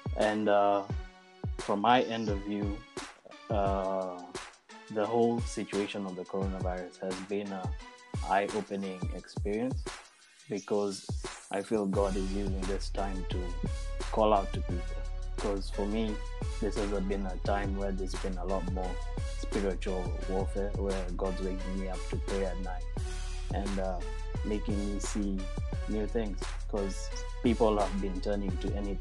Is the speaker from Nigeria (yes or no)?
no; Kenya; moved away as an adult; now in Spain; I'm a Kenyan. I got to know Daniel from high school when I was still in Kenya.